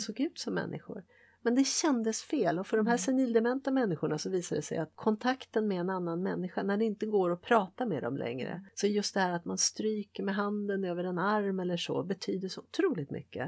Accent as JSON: {"language": "Swedish", "country": "Sweden", "said": "jag är vare sig det ena eller det andra, jag är svensk"}